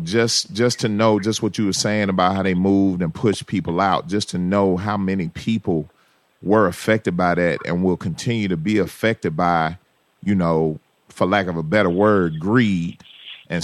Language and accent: English; Memphis, Tennessee, United States; my hometown of Memphis, Tennessee